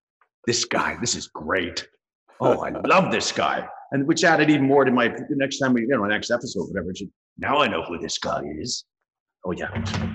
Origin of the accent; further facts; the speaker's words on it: Dublin, Leinster, Ireland; born there; So since I was that close, I was born in Dublin.